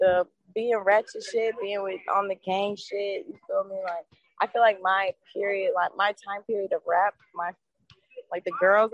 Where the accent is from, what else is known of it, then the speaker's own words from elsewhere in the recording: Atlanta, Georgia, United States; also born or lived in North Carolina; I was born in North Carolina, but I moved to Atlanta when I was 6 months old